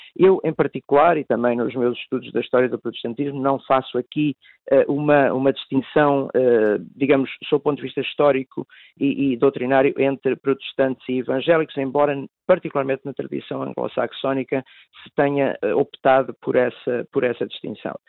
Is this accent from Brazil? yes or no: no; Tondela, Centro, Portugal; eu próprio sou natural de Tondela, no distrito de Viseu